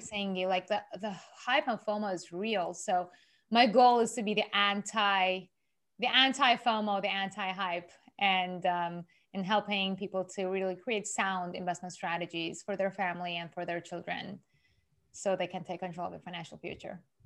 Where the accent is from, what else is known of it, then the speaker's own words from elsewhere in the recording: Iran; moved away as an adult; also born or lived in Japan; I'm originally from Iran, Persian Jewish